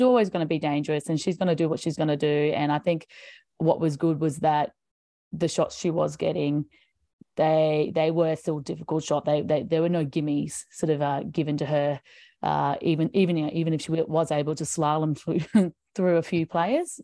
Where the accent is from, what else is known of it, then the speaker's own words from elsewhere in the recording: Brisbane, Queensland, Australia; my hometown of Brisbane